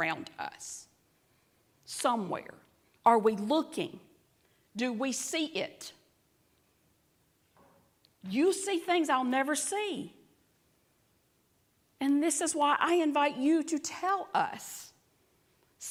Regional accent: the South, United States; accent: southern; my southern accent

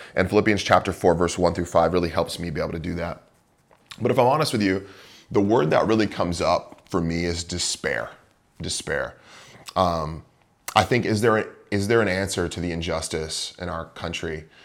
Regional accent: Bay Area, California, United States; moved away as an adult; also born or lived in Moscow, Idaho / Chicago / Pacific Northwest; Growing up in the Bay Area

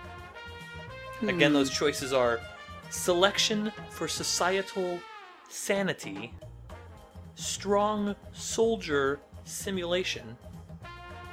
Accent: United States; I was raised and educated in the United States

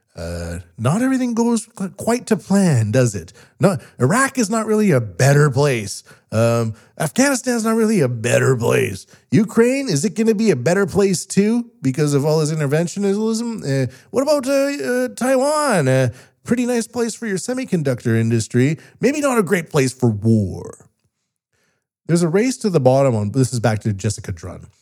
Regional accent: West Coast of Canada, Canada; now in Japan; I'm a Canadian from the West Coast living in Japan

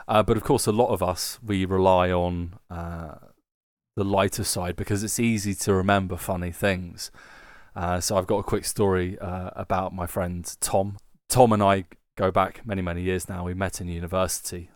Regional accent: United Kingdom; now in Germany; being British people who live in Germany

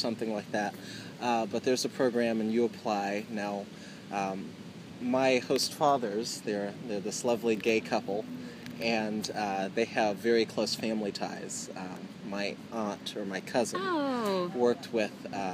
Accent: Lafayette, Louisiana, United States; also born or lived in New Orleans, Louisiana; I moved after Katrina 2 hours west to a town called Lafayette, Louisiana

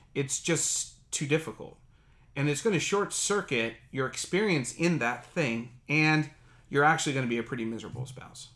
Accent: Dayton, Ohio, United States; moved away as an adult; now in Silicon Valley, United States; my hometown of Dayton, Ohio.

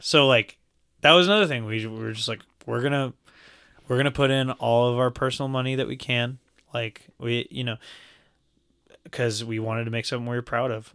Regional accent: Lubbock, Texas, United States; we're from Lubbock

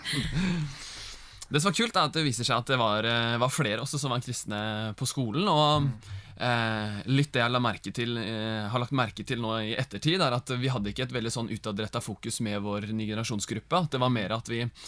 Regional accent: Gudbrandsdalen, Innlandet, Norway; moved away; also born or lived in Bærum; vi er jo fra Gudbrandsdalen

